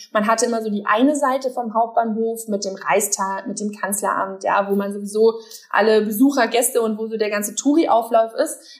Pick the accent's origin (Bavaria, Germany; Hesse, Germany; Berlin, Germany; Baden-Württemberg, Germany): Berlin, Germany; ich als Berliner